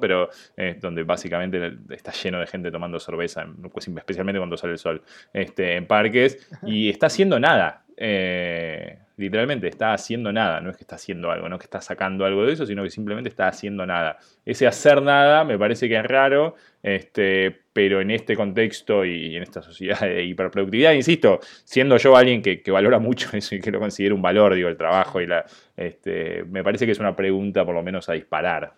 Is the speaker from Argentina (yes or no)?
yes; Argentina; now in United States; Yo soy argentino, pero estoy viviendo en Estados Unidos